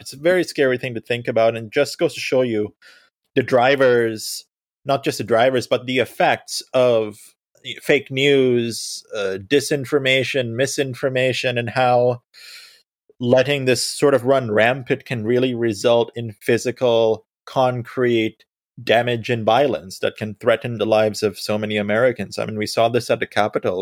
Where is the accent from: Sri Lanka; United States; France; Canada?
Sri Lanka; moved away; I was born in Sri Lanka